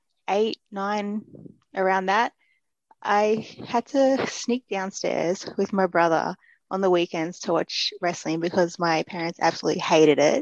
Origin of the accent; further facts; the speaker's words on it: Australia; I am Australian